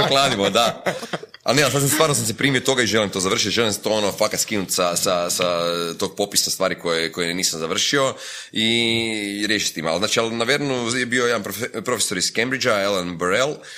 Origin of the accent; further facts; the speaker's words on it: Croatia; sam iz Hrvatske